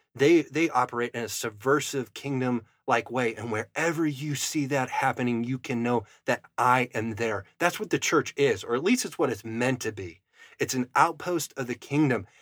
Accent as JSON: {"language": "English", "area": "Fargo area", "region": "Upper Midwest", "country": "United States", "said": "that's where I'm from. I'm from the Arctic Northern tundra."}